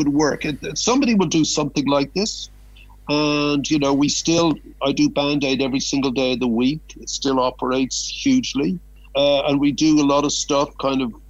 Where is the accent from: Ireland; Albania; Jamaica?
Ireland; moved away as an adult; also born or lived in Canada; as Irish